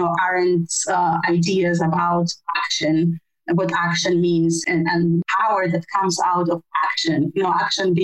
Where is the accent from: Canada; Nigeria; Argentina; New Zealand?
Argentina; I am originally from Argentina